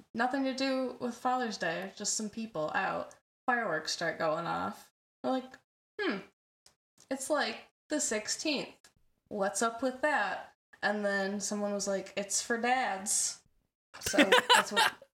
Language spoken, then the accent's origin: English; Michigan, United States; also born or lived in Southern California; I'm I'm born born in South California and lived there for a couple of years before transitioning to Michigan